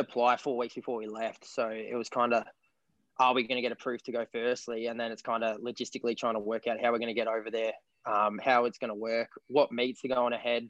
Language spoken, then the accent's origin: English; King Island, Tasmania, Australia; I'm an Australian long distance runner from 1500 to 10K, and I'm from King Island, Australia.